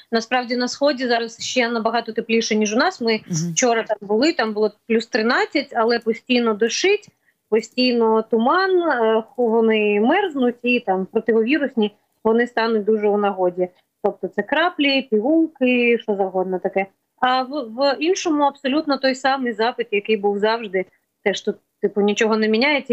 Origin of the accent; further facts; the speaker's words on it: Kyiv, Ukraine; ми кияни, ми впряглися з 24-го